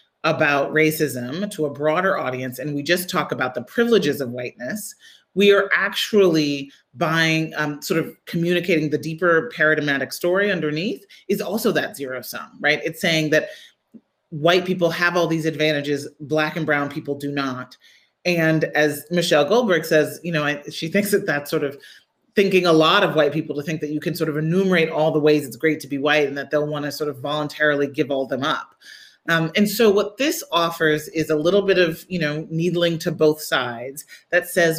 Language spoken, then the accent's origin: English; Midwest, United States; I grew up in the Midwest